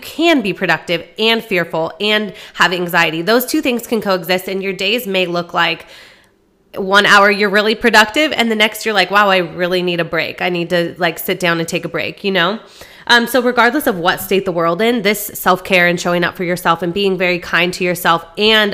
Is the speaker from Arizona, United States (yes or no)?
yes; Arizona, United States; moved away as an adult; I'm from Arizona. I just recently moved down here about 6 months ago